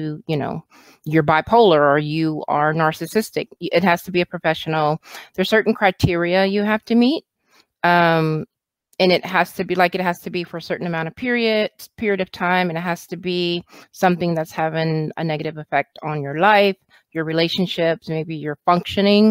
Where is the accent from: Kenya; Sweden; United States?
United States; Austin, Texas; I am from Austin, Texas, born and raised in Texas. Been here most of my life.